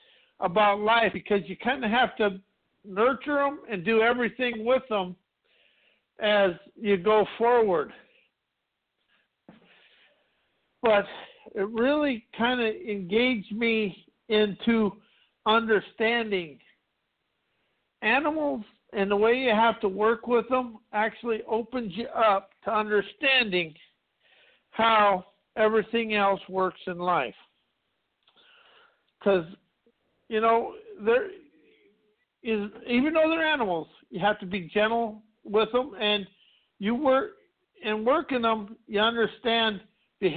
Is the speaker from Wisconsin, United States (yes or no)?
no; South Dakota, United States; I grew up in South Dakota in a small town of 200 people